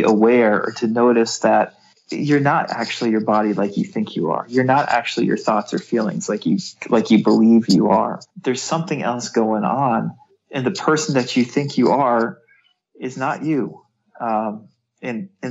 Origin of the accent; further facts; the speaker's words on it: New England, United States; I was born in New England, in the United States